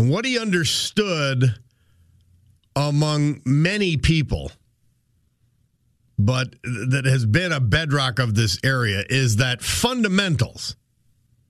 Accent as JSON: {"language": "English", "town": "Dunmore", "region": "Pennsylvania", "country": "United States", "said": "I'm from Dunmore"}